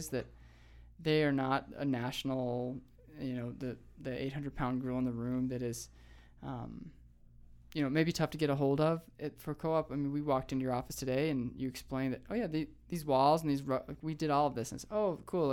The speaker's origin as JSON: {"language": "English", "town": "Missoula", "region": "Montana", "country": "United States", "said": "We're originally from Missoula, Montana"}